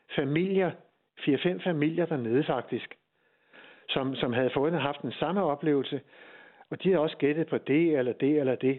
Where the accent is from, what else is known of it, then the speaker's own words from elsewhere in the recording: Hirtshals, North Denmark Region, Denmark; jeg er fra Hirtshals